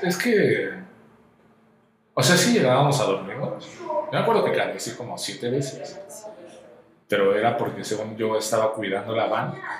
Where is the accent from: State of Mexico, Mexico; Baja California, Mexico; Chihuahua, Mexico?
State of Mexico, Mexico; Toluca; Soy productor audiovisual de la ciudad toluqueña, ciudad natal del chorizo, Toluca